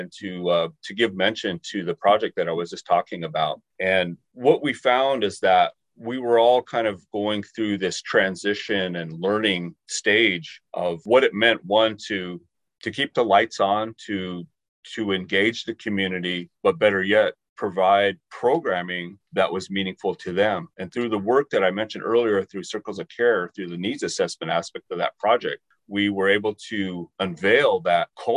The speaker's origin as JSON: {"language": "English", "town": "Warm Springs", "region": "Oregon", "country": "United States", "tie": "born or raised there", "moved": "as an adult", "lives_now": "Columbus, United States", "said": "I'm originally from the Confederate Tribes of Warm Springs, Oregon, tribally enrolled member of the tribe"}